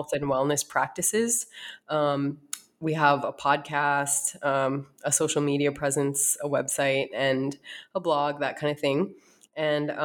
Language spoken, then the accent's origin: English; North Dakota, United States; moved away as an adult; also born or lived in East Coast; now in Arizona, United States; I was born and raised in North Dakota